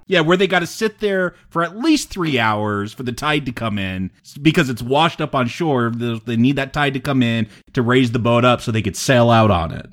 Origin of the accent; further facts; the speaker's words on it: United States; as an American